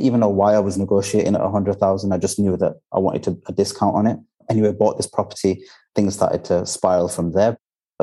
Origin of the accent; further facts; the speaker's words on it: Bradford, Yorkshire and the Humber, United Kingdom; moved away as an adult; now in Dubai, United Arab Emirates; I'm from Bradford and because I'm very familiar with the area